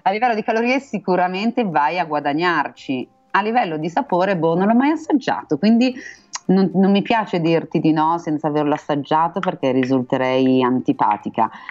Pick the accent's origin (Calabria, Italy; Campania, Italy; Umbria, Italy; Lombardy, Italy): Lombardy, Italy; Milan; son milanese